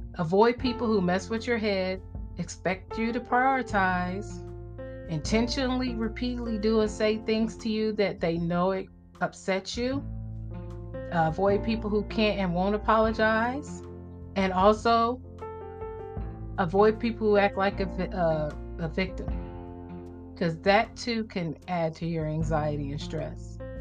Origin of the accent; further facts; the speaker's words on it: Midwest, United States; I'm from the Midwest.